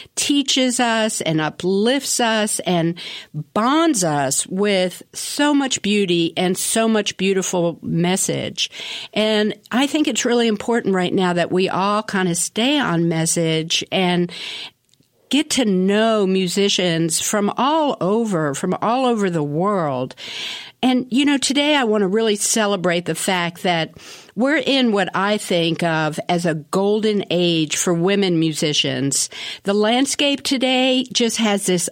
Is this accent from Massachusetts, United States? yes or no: no; Washington, District of Columbia, United States; I'm from Washington, D.C., so I always consider myself a Washingtonian